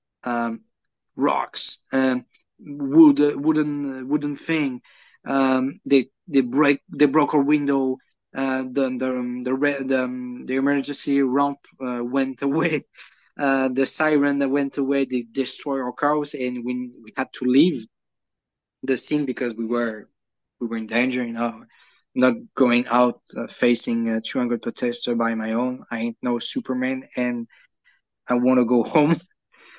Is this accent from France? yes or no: yes; France; accent: French; English is a second language; with my French accent